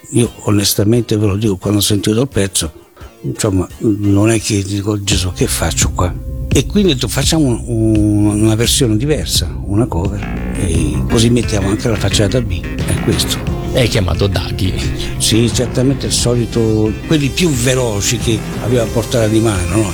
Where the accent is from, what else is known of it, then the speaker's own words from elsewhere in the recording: Brazil; io sono stato cresciuto in Brasile, quindi io sapevo che cos'erano telenovelas